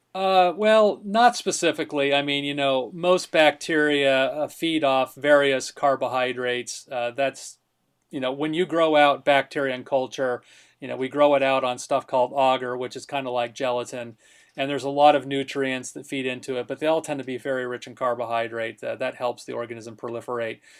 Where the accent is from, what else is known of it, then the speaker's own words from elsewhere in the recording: Connecticut, United States; moved away; my home state there. It's named after Lyme, Connecticut